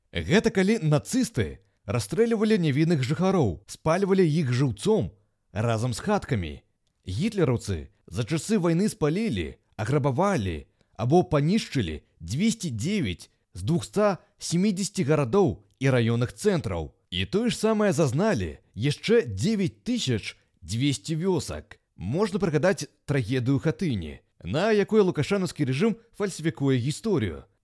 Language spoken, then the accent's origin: Belarusian; Belarus; мы ж беларусы, частка еўрапейскага цывілізаванага света